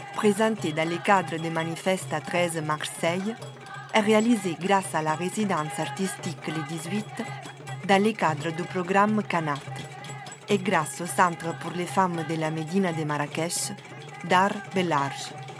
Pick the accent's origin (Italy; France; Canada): Italy; Southern Italy; French is a second language; also born or lived in Naples; now in Brussels, Belgium; Je suis originaire du sud de l'Italie.